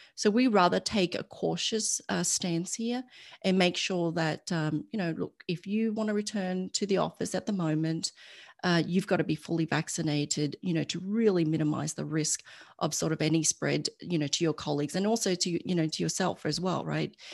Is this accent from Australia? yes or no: yes; Australia; moved away as an adult; now in United States; I'm Australian and my family's still in Australia